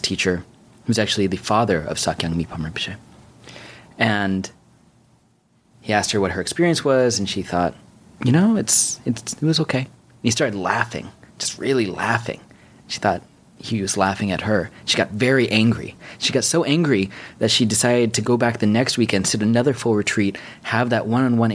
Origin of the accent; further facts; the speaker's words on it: New York City, New York, United States; I grew up on 86 between Park and Lex here in New York City